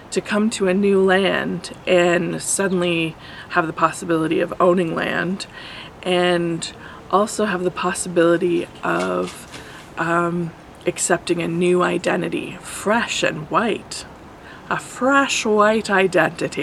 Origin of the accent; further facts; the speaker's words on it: Canada; identity as a Canadian